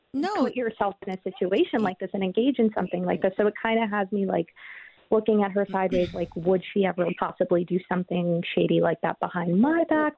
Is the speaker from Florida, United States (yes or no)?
yes; Florida, United States; I'm from Florida. I'm, like, an hour away from Miami.